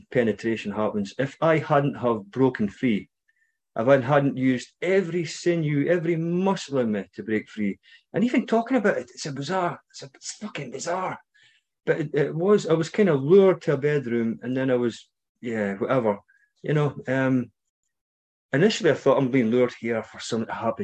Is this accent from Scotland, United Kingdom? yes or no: yes; Scotland, United Kingdom; you might recognise my accent, maybe not. I'm from Scotland.